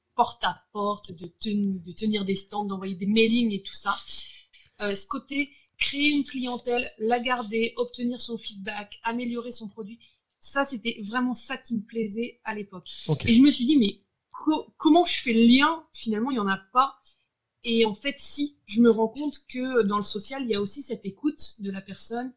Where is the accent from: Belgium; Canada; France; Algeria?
France; Brittany; J'habite à Brest. Je suis une Bretonne